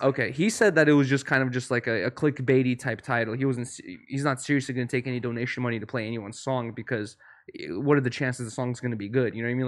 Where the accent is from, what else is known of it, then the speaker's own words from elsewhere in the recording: Russia; moved away; I was born in Russia